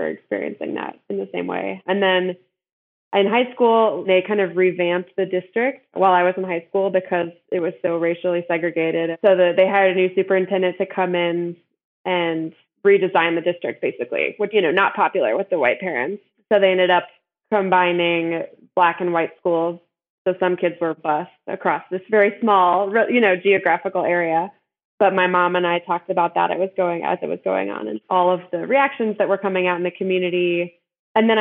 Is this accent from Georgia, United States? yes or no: yes; Decatur, Georgia, United States; I grew up in Georgia in the Atlanta area and went to a small elementary school in a mostly white segregated neighborhood in this very small, it's a 4-square-mile area called Decatur